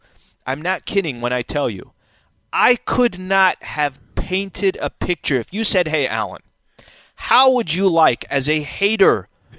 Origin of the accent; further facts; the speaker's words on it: San Diego, California, United States; I'm from San Diego, so I have a heart for the city that I was born and raised in, right?